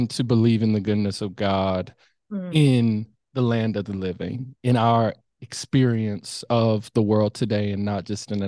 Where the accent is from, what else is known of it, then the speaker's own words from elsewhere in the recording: Midwest, United States; growing up in the Midwest